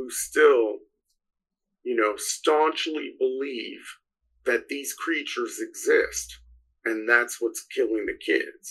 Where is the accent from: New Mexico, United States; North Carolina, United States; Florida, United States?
New Mexico, United States; So I grew up in New Mexico, the state of New Mexico.